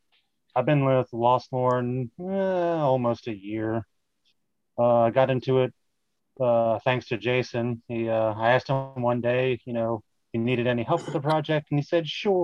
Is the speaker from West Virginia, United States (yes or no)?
yes; West Virginia, United States; I'm from West Virginia